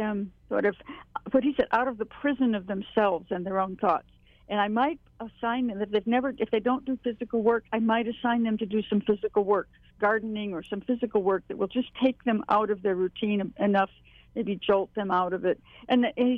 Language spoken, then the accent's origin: English; Hawaii, United States; moved away; also born or lived in Dakotas; I grew up in Hawaii